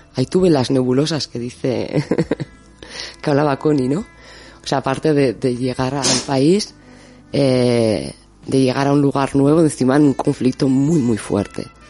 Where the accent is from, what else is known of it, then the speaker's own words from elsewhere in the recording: Basque Country, Spain; moved away; also born or lived in Argentina / Peru; soy vasca y que estudié ingeniería